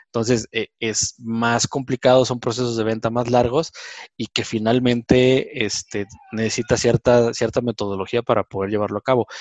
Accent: Mexico; como mexicanos

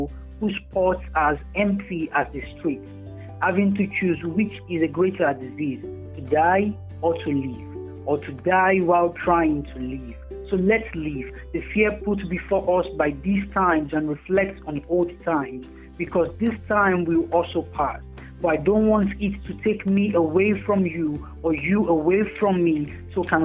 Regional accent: Nigeria; I'm a Nigerian poet, a writer, and a social worker

